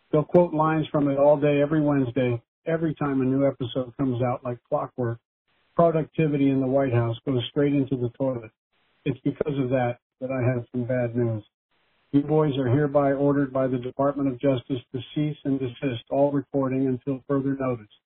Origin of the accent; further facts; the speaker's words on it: Scranton, Pennsylvania, United States; See, I'm from Scranton, and what I'm smoking is dirt.